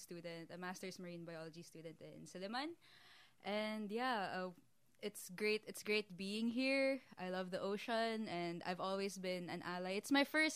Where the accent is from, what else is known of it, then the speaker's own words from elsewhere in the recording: Manila, Metro Manila, Philippines; moved away as an adult; now in Dumaguete, Philippines; I was born and raised in Manila. But coming to Dumaguete, I've been there for 6 years already